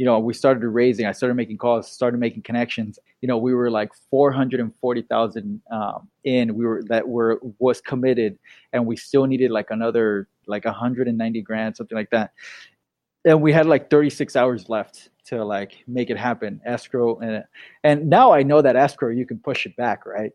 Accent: Bay Area, Northern California, United States; also born or lived in Irvine, California; Born and raised in the Bay Area in Northern California

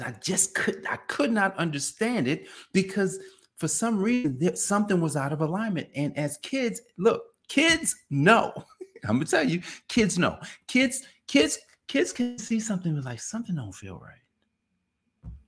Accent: Newark, New Jersey, United States; I grew up in Newark, New Jersey.

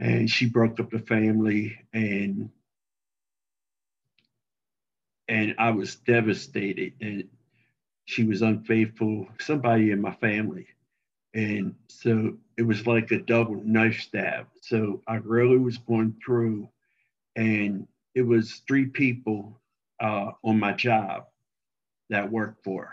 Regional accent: Baltimore, Maryland, United States; now in Mansfield, Texas, United States; And I'm from Baltimore, Maryland, even though I haven't lived there since 1974, but that's where I'm from originally.

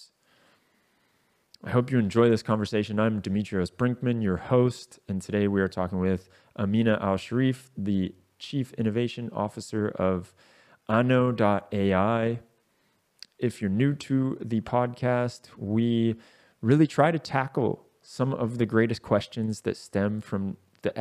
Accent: United States; the US, my home country

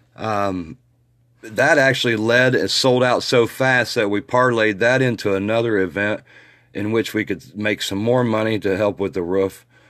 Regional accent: Muncie, Indiana, United States; my hometown, Muncie, Indiana

